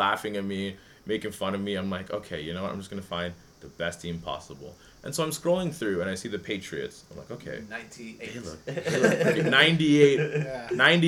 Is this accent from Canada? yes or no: yes; Canada; being a Canadian